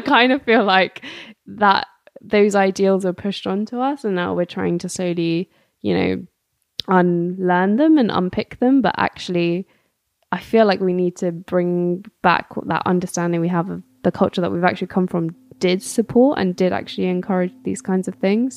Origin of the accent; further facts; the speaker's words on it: London, United Kingdom; I'm also Gujarati, um, born and raised in London